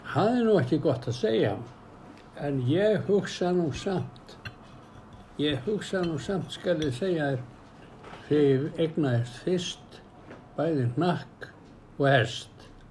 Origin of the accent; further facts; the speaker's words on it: Iceland; Ég ólst upp í Grafáraldi allan tíman